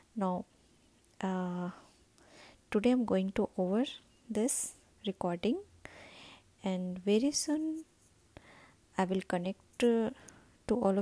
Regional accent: India; I'm from India

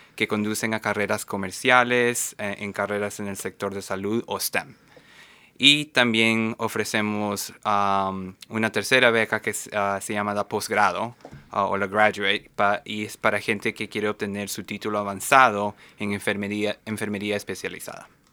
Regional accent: Lima, Peru; moved away as an adult; now in Seattle, United States; originalmente soy peruano, ah, de Lima, Perú

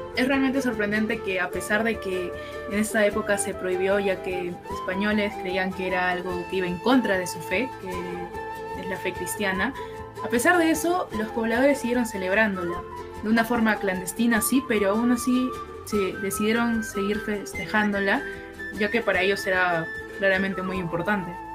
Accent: Peru; un orgullo para todos los peruanos

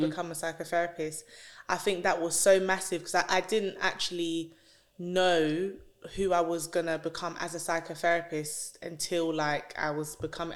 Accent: London, United Kingdom; I grew up in North London

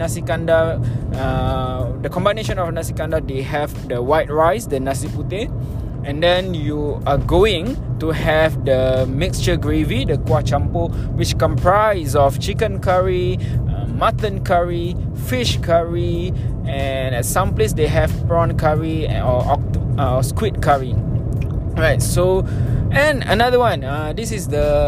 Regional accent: Kuala Lumpur, Malaysia; I was born in KL, I grew up in KL, and now I am based in KL

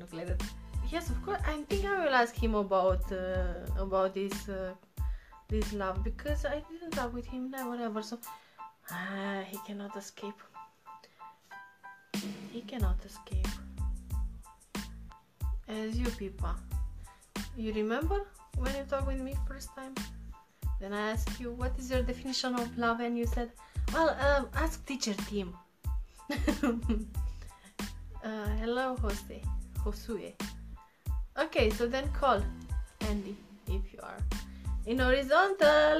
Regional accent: Romania; now in Paris, France; I'm from Romania, Eastern.

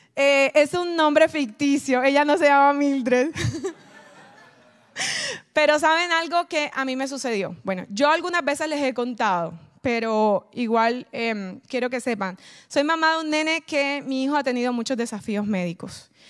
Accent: Colombia; moved away; yo soy de Colombia

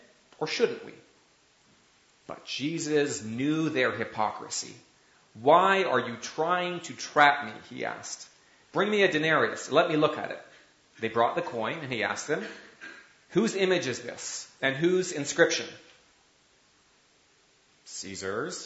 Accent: Canada; as a Canadian

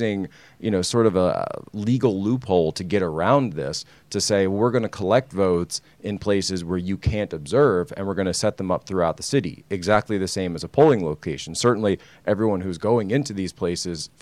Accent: Philadelphia, Pennsylvania, United States; My hometown, Philadelphia. I grew up just outside the city

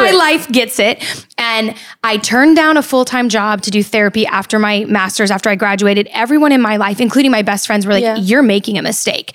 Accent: California, United States; moved away as an adult; also born or lived in Midwest; I went to the Midwest to go to school. I'm from California

